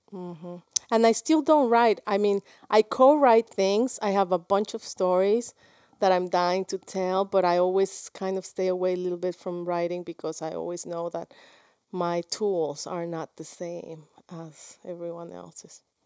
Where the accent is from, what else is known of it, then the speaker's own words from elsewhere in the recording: Guadalajara, Jalisco, Mexico; first language Spanish; English is a second language; moved away as an adult; also born or lived in New York; I was from Guadalajara